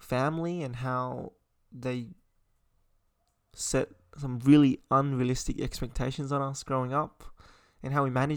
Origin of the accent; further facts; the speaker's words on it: Sydney, New South Wales, Australia; I'm an Asian Australian that grew up in Sydney